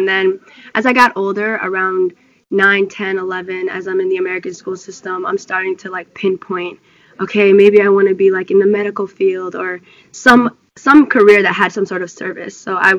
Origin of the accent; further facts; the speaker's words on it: Ethiopia; born there; So I was born in Ethiopia.